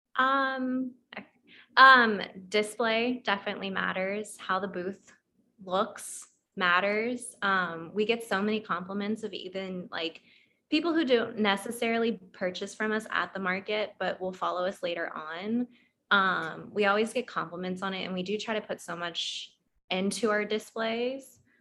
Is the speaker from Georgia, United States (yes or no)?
yes; Atlanta, Georgia, United States; now in Orlando, United States; I'm from Atlanta.